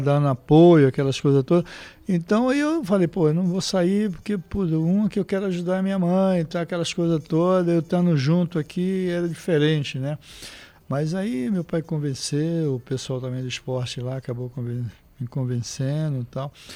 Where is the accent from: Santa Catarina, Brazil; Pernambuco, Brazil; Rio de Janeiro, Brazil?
Pernambuco, Brazil; Olinda; moved away as an adult; also born or lived in Recife, Brazil / São Paulo, Brazil; eu morei em Recife, né, no bairro Santo Amaro. Aí depois fui morar em Olinda com meu pai